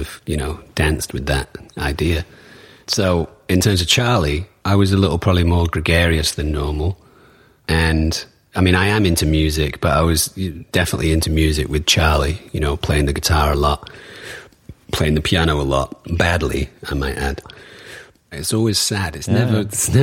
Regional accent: Manchester, North West England, United Kingdom; moved away; I come from Manchester.

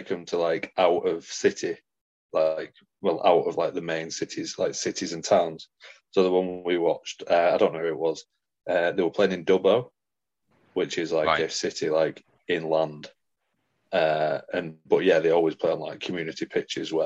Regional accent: England, United Kingdom

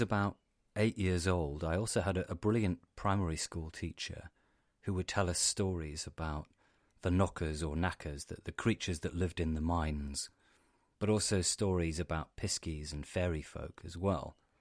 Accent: Cornwall, South West England, United Kingdom; also born or lived in Devon; I grew up in Cornwall, and my family are Cornish.

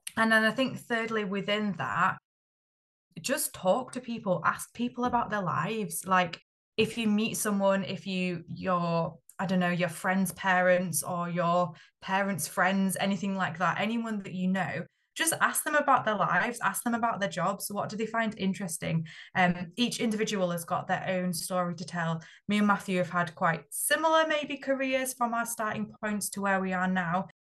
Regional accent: Yorkshire and the Humber, United Kingdom; I'm from Yorkshire

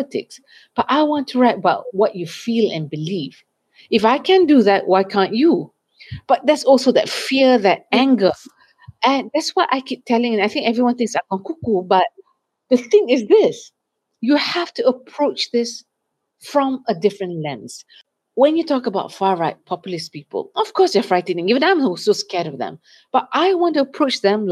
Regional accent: Malaysia; As a Malaysian

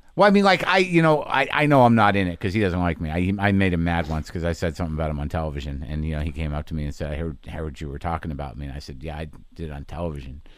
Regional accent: Albuquerque, New Mexico, United States; moved away; family's from New Jersey, but I grew up in Albuquerque

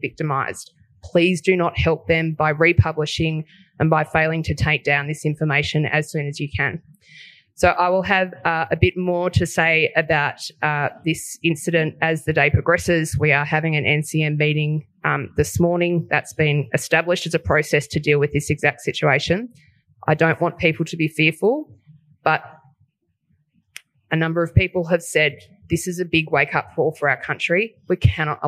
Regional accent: Australia; as an Australian

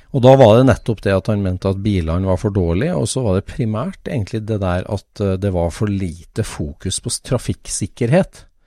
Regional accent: Trøndelag, Norway; er jo min barndoms gate, der jeg vokste opp i trønd, trivelig Trøndelag

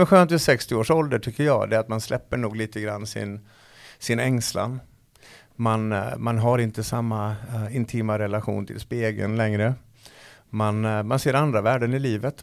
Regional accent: Falun, Dalarna County, Sweden; hemma i Falun

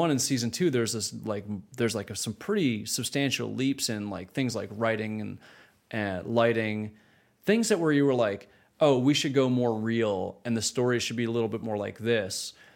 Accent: Canada; moved away as an adult; growing up in Canada, starting my career in Canada.

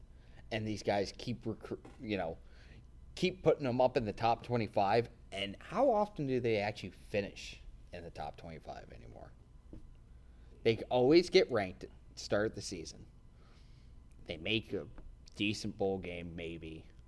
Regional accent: Wisconsin, United States; moved away; I'm originally from Wisconsin.

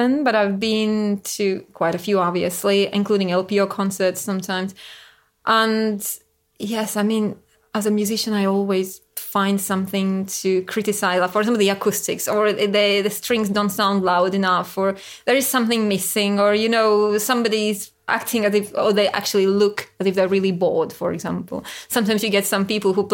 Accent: Latvia; moved away; I come from Latvia.

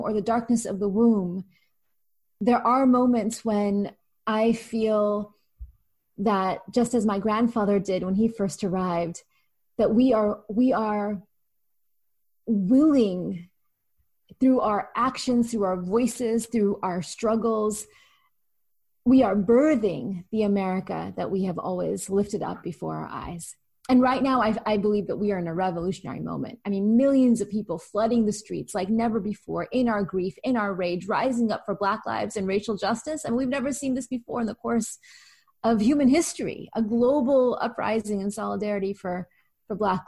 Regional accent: California, United States; I was growing up in California

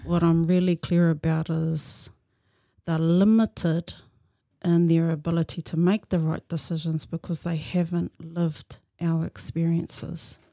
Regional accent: Tokoroa, Waikato, New Zealand; moved away; I was born and bred in Tokoro

